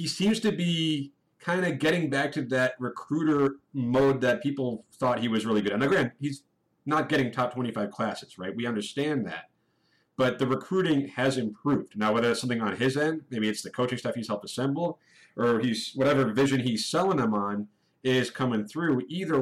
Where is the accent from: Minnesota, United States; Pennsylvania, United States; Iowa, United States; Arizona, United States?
Arizona, United States; Phoenix; I grew up in Phoenix